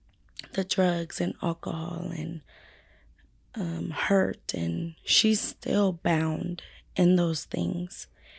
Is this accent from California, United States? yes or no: yes; San Bernardino, California, United States; also born or lived in Fontana, California; I was born in Fontana. Okay, Fontana. But raised in San Bernardino.